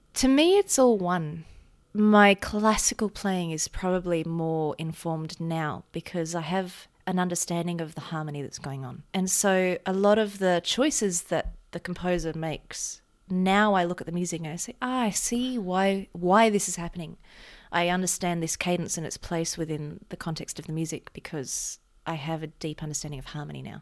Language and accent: English; Mornington Peninsula, Victoria, Australia; I'm from the Maunington Peninsula, which is just beach culture